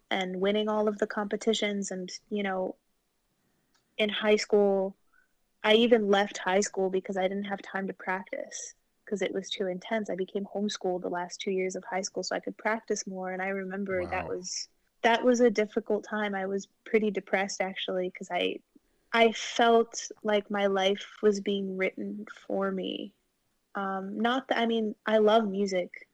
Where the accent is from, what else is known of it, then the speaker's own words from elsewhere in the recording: Wilmette, Illinois, United States; moved away as an adult; also born or lived in Chicago; I grew up in Wilmette, which is 30 minutes outside of Chicago